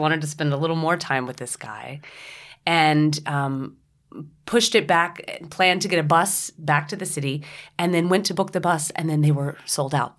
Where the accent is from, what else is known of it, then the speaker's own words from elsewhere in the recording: Tennessee, United States; moved away; also born or lived in New York; my family in Tennessee